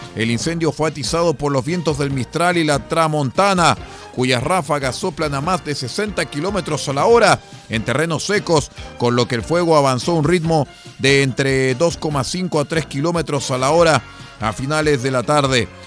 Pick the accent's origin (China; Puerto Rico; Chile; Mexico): Chile; porque todos somos chilenos